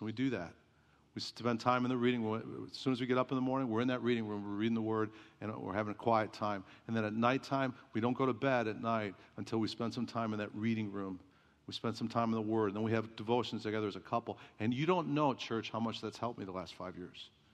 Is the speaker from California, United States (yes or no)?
no; Chicago, Illinois, United States; moved away; I grew up in Chicago